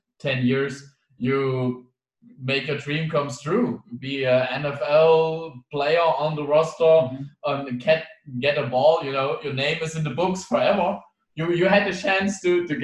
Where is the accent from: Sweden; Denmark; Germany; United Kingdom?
Germany; Dresden, Saxony; I'm from Dresden